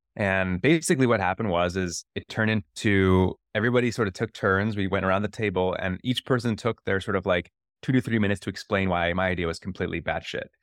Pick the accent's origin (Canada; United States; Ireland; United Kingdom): United States; Akron, Ohio; growing up in Ohio and knowing that the community in Akron, Ohio, right? Like, the community I grew up